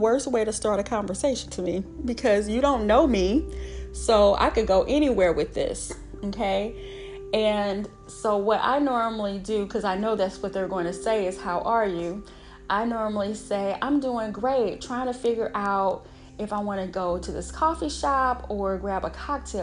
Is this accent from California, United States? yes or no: no; Illinois, United States; moved away as an adult; now in Atlanta, United States; I'm raised as a Midwest girl. I am from Illinois